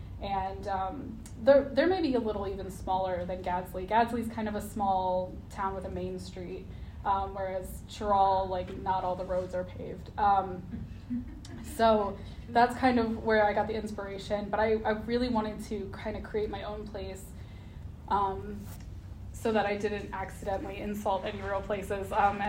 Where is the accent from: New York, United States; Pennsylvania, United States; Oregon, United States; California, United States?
Pennsylvania, United States; Hanover; moved away as an adult; also born or lived in Baltimore, Maryland / Dundalk, Maryland / Washington, D.C.; now in Frederick, United States; we wound up in the middle of nowhere, Pennsylvania, outside of Hanover, where they make Utz potato chips and Snyder's pretzels. And so I grew up there, and then I went to American University in Washington, D.C. for college and stuck around for a while.